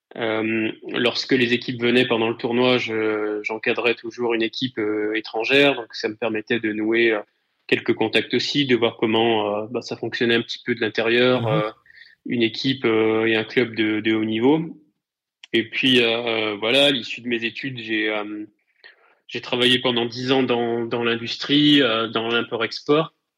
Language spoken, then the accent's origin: French; Rive-de-Gier, Auvergne-Rhône-Alpes, France; also born or lived in Saint-Étienne; je suis originaire de la Loire. Plus précisément, j'ai grandi sur le secteur Saint-Joseph, Rive de Gier